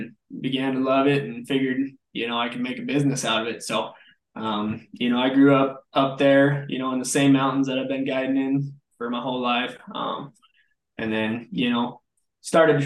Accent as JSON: {"language": "English", "town": "Kremmling", "region": "Colorado", "country": "United States", "tie": "born or raised there", "said": "I grew up in Kremlin, Colorado."}